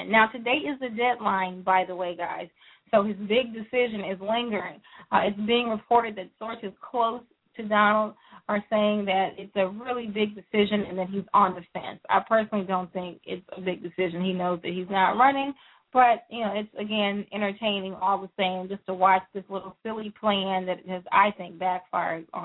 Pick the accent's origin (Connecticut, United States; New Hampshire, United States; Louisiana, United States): Louisiana, United States; I was born in Louisiana. I I do consider that truly home. Uh, those are my people. They sound like me.